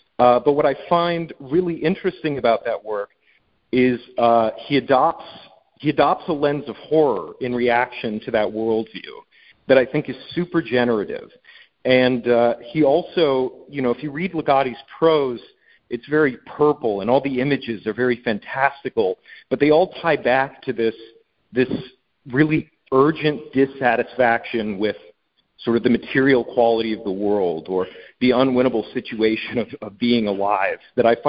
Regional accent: Midwest, United States; and I'm from the Midwest, So I love, you know, it really sketches in why, you know, there's a good natured aspect to Midwestern people, but they're also very morbid.

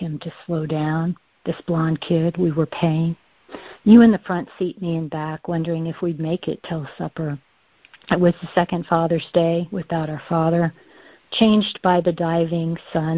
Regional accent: San Antonio, Texas, United States; my hometown, San Antonio, Texas

